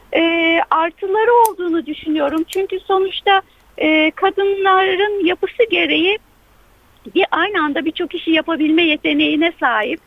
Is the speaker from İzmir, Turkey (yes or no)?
no; Eskişehir, Turkey; moved away as an adult; Orada doğdum. Üniversiteye kadar orada yaşadım.